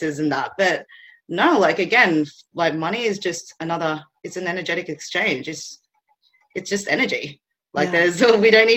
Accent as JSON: {"language": "English", "country": "Philippines", "tie": "born or raised there", "moved": "yes", "lives_now": "Australia", "said": "I was born in the Philippines"}